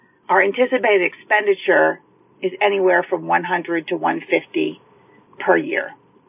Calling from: New Hampshire, United States; I'm calling from New Hampshire.

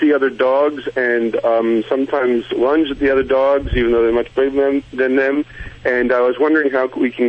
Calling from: Michigan, United States; I'm calling from Michigan.

